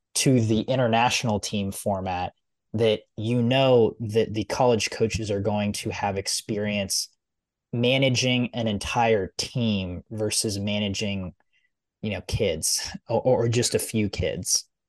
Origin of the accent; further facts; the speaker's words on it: United States; I'm American.